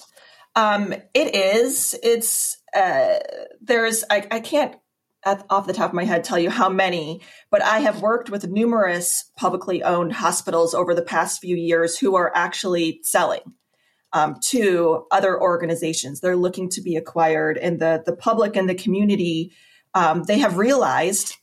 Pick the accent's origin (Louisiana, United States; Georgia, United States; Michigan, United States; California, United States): Michigan, United States; Bay City; now in Nashville, Tennessee, United States; I actually grew up in mid Michigan.